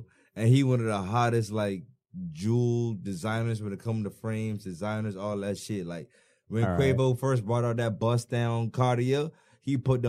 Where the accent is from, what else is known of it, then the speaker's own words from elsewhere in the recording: Bahamas; I'm from the Bahamas.